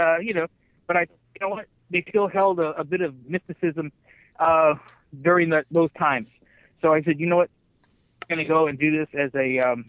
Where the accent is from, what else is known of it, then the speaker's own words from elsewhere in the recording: Kerman, California, United States; my hometown of Kerman, California. And I grew up there. I went to high school there